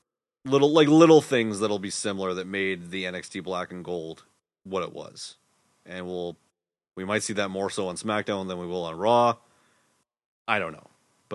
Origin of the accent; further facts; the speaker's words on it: Winnipeg, Manitoba, Canada; And we're from Winnipeg, you idiot